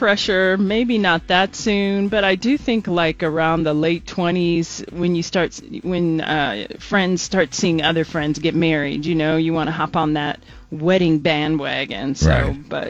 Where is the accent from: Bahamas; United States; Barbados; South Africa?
United States; Las Vegas, Nevada; also born or lived in Reno, Nevada; I grew up in Vegas and lived in Reno.